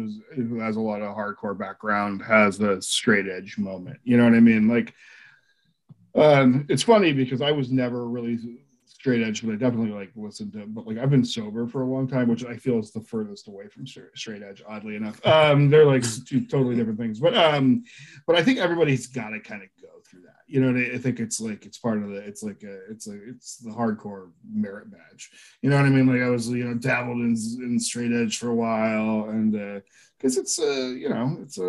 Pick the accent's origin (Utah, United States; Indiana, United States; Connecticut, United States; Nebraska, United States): Connecticut, United States; born there; Like you, like I was born in Connecticut.